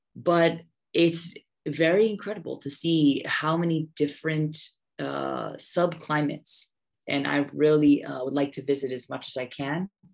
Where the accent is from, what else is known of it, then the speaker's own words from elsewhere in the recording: United States; moved away as an adult; also born or lived in Haridwar, India; now in Bihar, India; I'm American, uh, born and raised